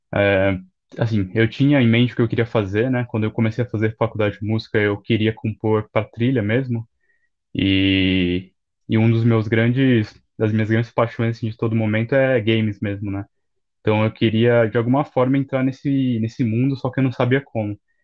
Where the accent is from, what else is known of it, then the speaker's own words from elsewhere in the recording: São Paulo, Brazil; eu sou de São Paulo